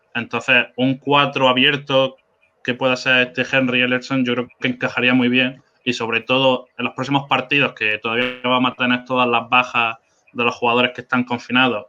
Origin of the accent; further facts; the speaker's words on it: Spain; also born or lived in south of England; now in England; yo no soy inglés, soy de España, pero que estoy aquí viviendo y trabajando.